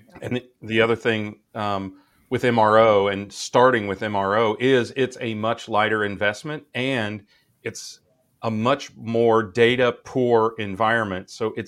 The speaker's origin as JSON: {"language": "English", "town": "Wichita", "region": "Kansas", "country": "United States", "said": "I'm from Wichita, Kansas. If a business can survive in Wichita, Kansas, it can survive anywhere."}